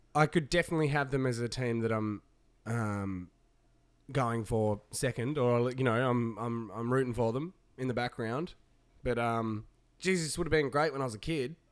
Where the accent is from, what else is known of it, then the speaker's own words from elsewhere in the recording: Tasmania, Australia; moved away; Tasmania in the island state, my home state